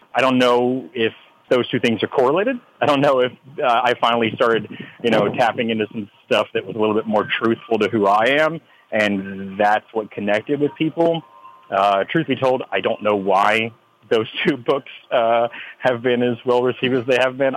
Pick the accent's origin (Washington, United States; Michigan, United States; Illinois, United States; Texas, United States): Texas, United States; a flag that is that is flown here in Texas